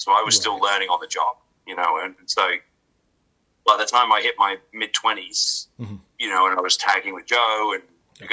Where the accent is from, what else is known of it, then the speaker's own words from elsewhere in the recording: England, United Kingdom; moved away; I was a kid from England